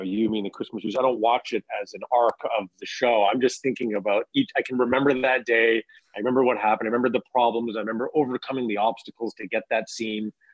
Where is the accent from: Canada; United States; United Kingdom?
Canada; Kamloops, British Columbia; now in Toronto, Canada; I'm originally from Kamloops